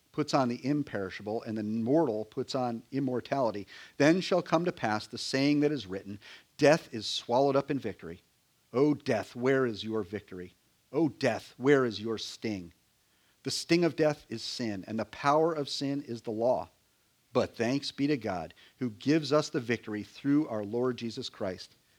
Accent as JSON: {"language": "English", "region": "Connecticut", "country": "United States", "tie": "born or raised there", "moved": "yes", "lives_now": "Virginia, United States", "said": "when I grew up in Connecticut"}